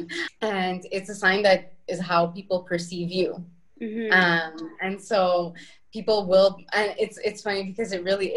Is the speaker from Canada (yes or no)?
yes; Montreal, Quebec, Canada; now in Italy; I am a Canadian girl from Montreal